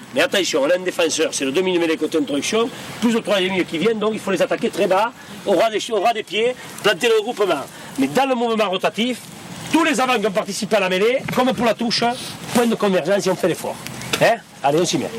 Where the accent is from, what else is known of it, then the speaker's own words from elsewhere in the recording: La Valette-du-Var, Provence-Alpes-Côte d'Azur, France; dans ma famille, euh, je suis de la Valette